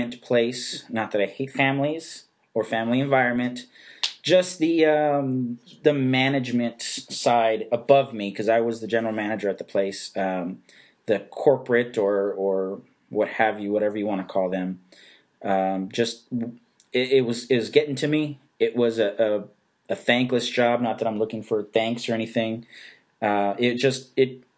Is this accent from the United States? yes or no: yes; San Antonio, Texas, United States; born and raised in San Antonio